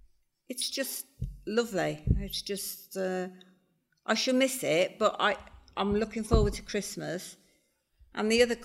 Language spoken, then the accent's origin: English; Worcester, West Midlands, United Kingdom; now in Spain; I'm from Worcester originally.